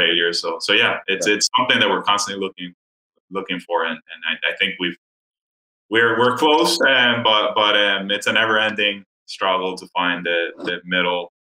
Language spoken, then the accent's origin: English; Dominican Republic; moved away as an adult; also born or lived in Miami, United States; now in United States; I'm originally from the Dominican Republic and grew up there, and then moved to the U.S. to go to college in Miami